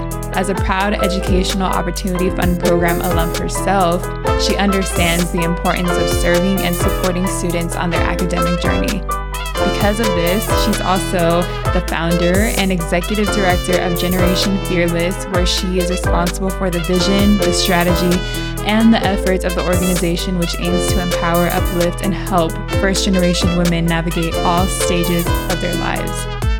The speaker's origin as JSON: {"language": "English", "region": "California", "country": "United States", "tie": "born or raised there", "said": "I grew up in California, you grew up in North Jersey."}